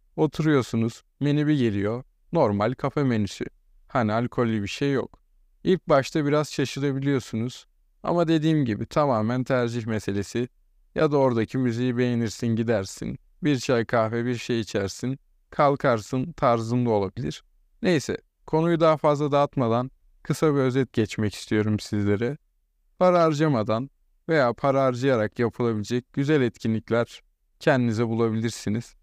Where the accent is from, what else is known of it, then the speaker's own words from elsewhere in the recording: İzmir, Turkey; moved away as an adult; now in Uşak, Turkey; Ben İzmirli biri olarak